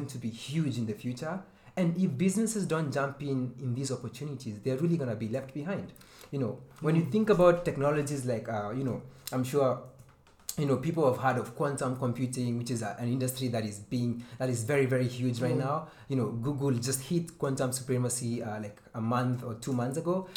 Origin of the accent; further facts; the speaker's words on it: Kenya; I'm Kenyan.